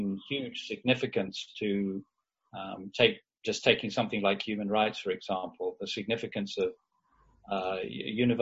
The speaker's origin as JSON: {"language": "English", "country": "United Kingdom", "said": "being British"}